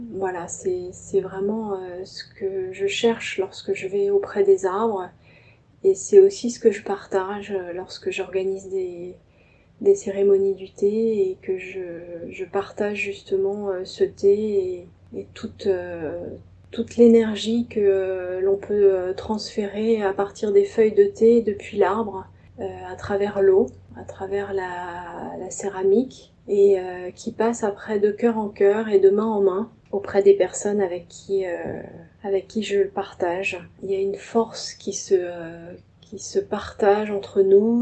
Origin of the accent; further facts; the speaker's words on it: Paris suburbs, Île-de-France, France; je suis née à Paris, je vis en banlieue parisienne